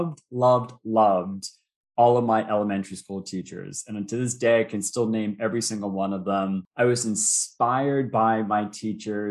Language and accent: English; North Shore of Boston, Massachusetts, United States; I grew up on the North Shore of Boston